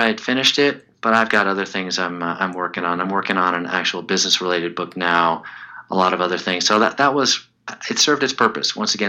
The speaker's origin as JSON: {"language": "English", "town": "Chicago", "region": "Illinois", "country": "United States", "tie": "born or raised there", "said": "When I was a kid growing up in Chicago, there was a goalie named Tony Esposito."}